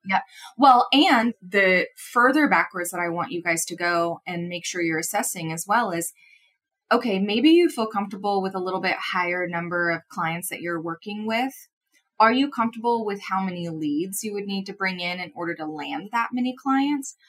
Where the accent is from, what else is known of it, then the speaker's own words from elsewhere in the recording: Midwest, United States; I'm also from the Midwest, but I definitely feel like I grew up more in city, city